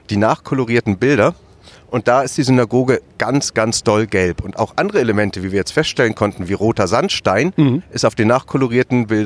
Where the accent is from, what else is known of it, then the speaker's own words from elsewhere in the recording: Germany; gehört sich das für uns als Tätervolk, ganz klar als Deutsche nicht, uns da einzumischen